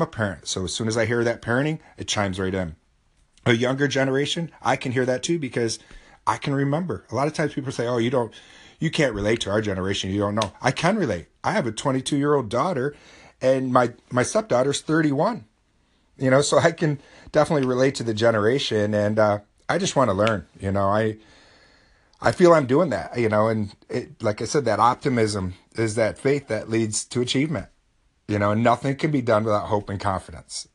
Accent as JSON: {"language": "English", "country": "United States", "said": "I'm from America"}